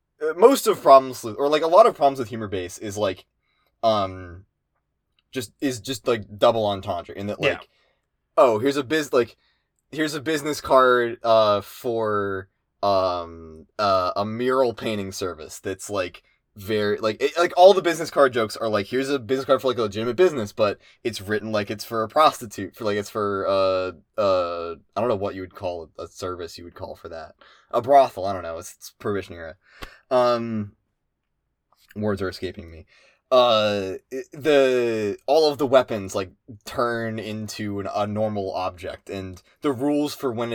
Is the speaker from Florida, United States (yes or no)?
no; Pennsylvania, United States; I didn't grow up in Philly. I grew up in Central PA, which is a lot less, which is, you know, a lot more like the middle of nowhere.